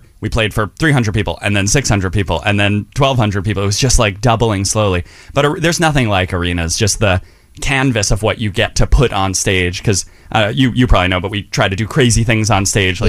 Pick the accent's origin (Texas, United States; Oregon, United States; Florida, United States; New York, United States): New York, United States; New York City; We grew up in Chelsea